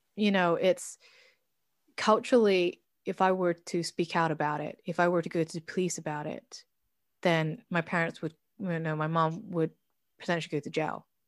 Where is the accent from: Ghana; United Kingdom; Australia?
United Kingdom; now in Oslo, Norway; I am British